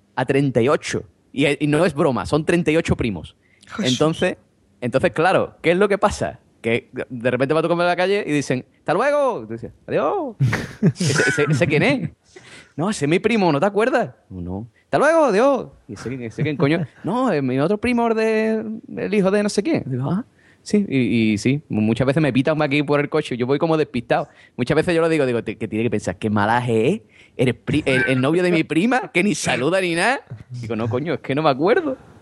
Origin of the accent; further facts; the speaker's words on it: Cádiz, Andalusia, Spain; mi, familia es de Cádiz, hombre. Ah. somos de Cádiz, de Cai de toda la vida